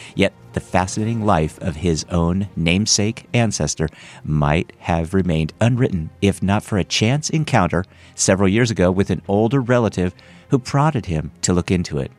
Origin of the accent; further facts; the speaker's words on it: north of Fresno, Central California, United States; I'm from the Central California, just kind of north of Fresno